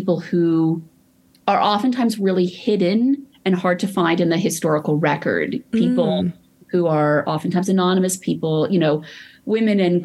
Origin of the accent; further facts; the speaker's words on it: Los Angeles, California, United States; I grew up in Los Angeles, an only child before Ubers.